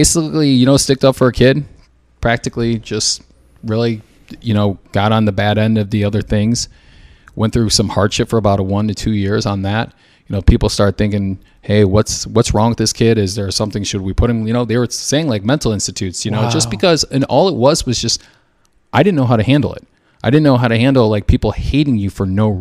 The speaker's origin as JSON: {"language": "English", "town": "Schererville", "region": "Indiana", "country": "United States", "tie": "born or raised there", "moved": "yes", "lives_now": "Chicago, United States", "said": "I'm from Indiana, Schererville, Indiana. We call it the region."}